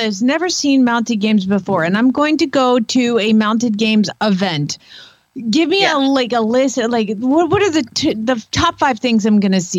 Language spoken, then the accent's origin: English; Georgia, United States; But that is how you are raised when you are in Georgia